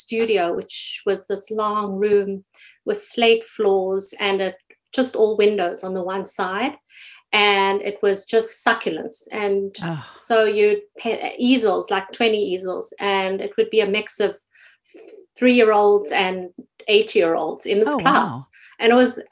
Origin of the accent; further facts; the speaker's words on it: South Africa; moved away as an adult; now in Toronto, Canada; growing up in South Africa